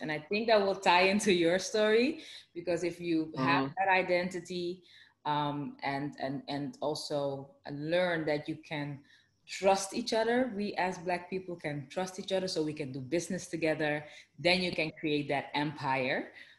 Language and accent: English; Amsterdam, North Holland, Netherlands; because I'm from Amsterdam, the Netherlands. Originally, my parents are from the Caribbean, Suriname, South America.